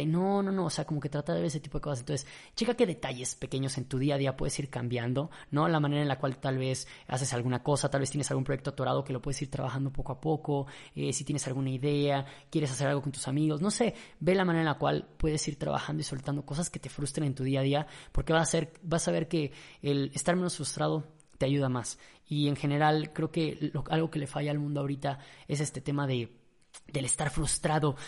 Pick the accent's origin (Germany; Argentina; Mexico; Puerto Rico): Mexico; yo era mexicano